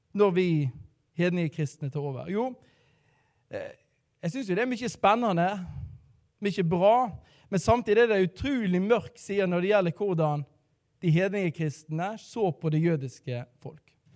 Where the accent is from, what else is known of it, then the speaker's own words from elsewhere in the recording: Radøy, Vestland, Norway; now in Bergen, Norway; Jeg er fra um, eh, Radøy, så jeg er da stril